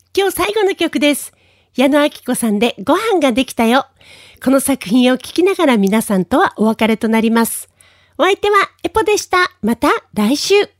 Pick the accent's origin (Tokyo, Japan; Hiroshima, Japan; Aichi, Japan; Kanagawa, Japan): Tokyo, Japan; now in Okinawa, Japan; 私の実家があった地域に目黒川という川が流れています。